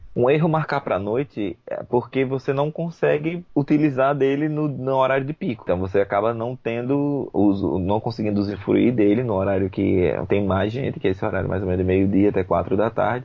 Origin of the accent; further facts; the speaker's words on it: Brazil; Sou brasileiro